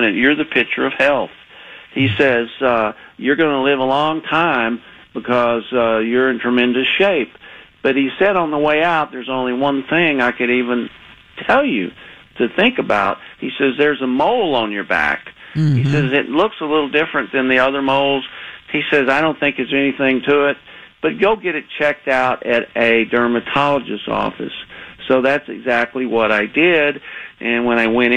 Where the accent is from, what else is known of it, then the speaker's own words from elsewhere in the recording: Texas, United States; accent: Texan; moved away as an adult; I was living in Texas. You could probably hear my accent still, even though I haven't lived there in many years